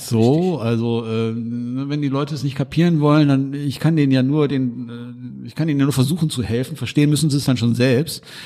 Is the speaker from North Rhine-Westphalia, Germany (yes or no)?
yes; Duisburg, North Rhine-Westphalia, Germany; Ich komme ja aus Hamburg